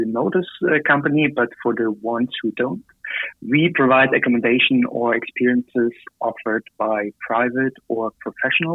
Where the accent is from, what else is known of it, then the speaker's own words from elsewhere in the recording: near Dresden, Saxony, Germany; moved away as an adult; now in Berlin, Germany; I'm from Germany, close to the beautiful city of Dresden. But I'm actually living in Berlin right now